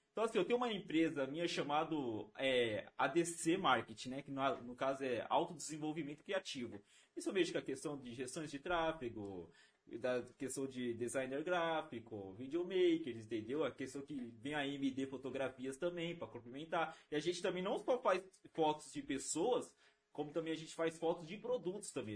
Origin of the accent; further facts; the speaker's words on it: Rio Grande da Serra, São Paulo, Brazil; eu sou de Rio Grande da Serra